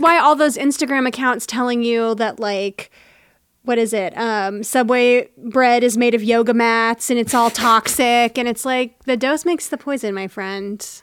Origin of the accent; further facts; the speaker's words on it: Tennessee, United States; I grew up in Tennessee.